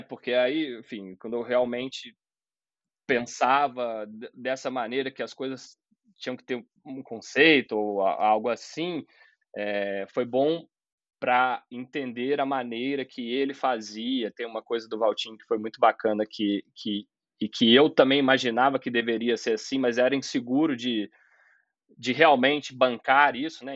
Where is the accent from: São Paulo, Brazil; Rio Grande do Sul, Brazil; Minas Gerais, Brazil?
Minas Gerais, Brazil; Juiz de Fora; moved away as an adult; also born or lived in São João del Rei, Brazil; eu sou mineiro, né, de São João del Rei. Com 10 anos, eu já morava em Juiz de Fora, que é uma outra cidade de Minas e onde eu fiquei até meus 25 anos